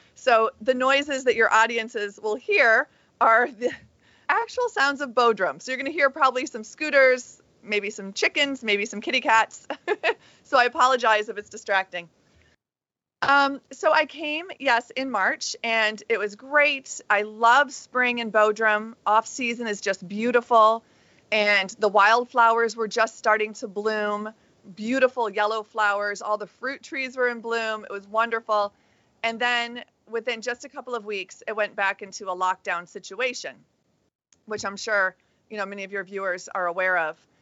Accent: United States; as an American

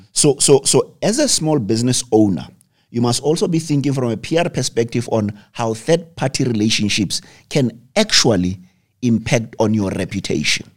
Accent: South Africa; as South African entrepreneurs

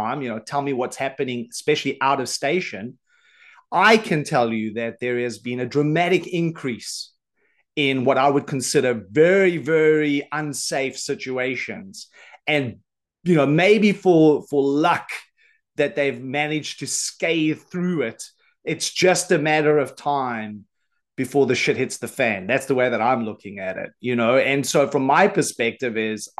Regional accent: South Africa; now in Isle of Man; I'm originally from South Africa. So, I live on the Isle of Man now

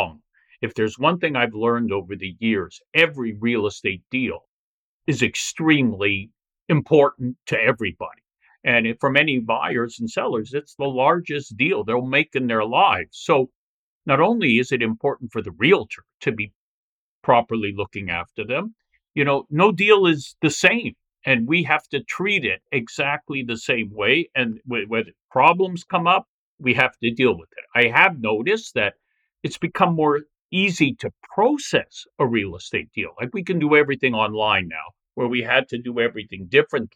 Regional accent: Toronto, Ontario, Canada; I was born in Toronto, raised here, and you know, very proud to be from this city

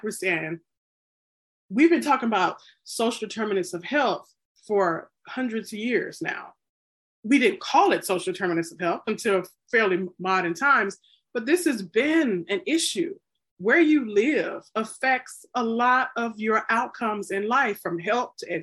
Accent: the South, United States; I'm from the South

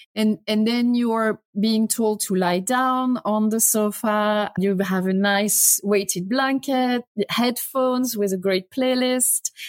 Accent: France; English is a second language; moved away as an adult; now in United States; as you can guess from my, my accent, I'm not American, I'm French.

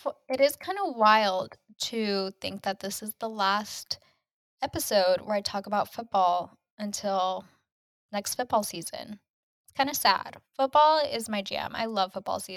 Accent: Kansas, United States; growing up in Kansas, you grew up a KU basketball fan

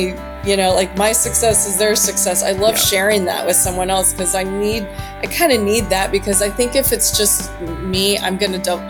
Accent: Houston, Texas, United States; moved away as an adult; also born or lived in Austin, Texas / New York; I grew up in Houston, Texas

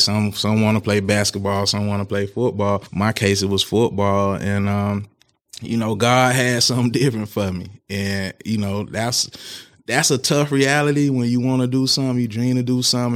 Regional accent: Tallahassee, Florida, United States; moved away as an adult; also born or lived in Virginia; I'm from Tallahassee, Florida, and, um, born and raised there

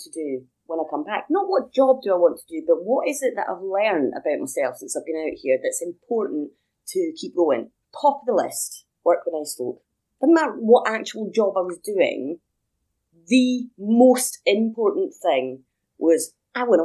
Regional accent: Edinburgh, Scotland, United Kingdom; moved away as an adult; back in my hometown

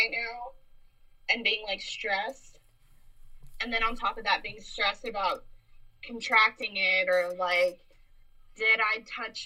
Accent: Tucson, Arizona, United States; I'm from Tucson

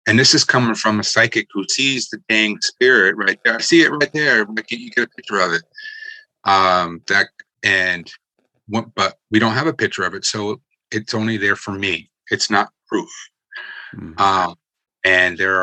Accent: Connecticut, United States; moved away as an adult; also born or lived in Virginia / Newport, Rhode Island; I grew up in Connecticut and left for 3 decades and then came back.

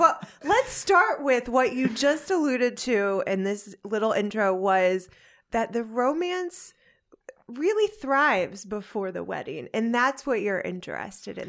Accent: United States; I'm American

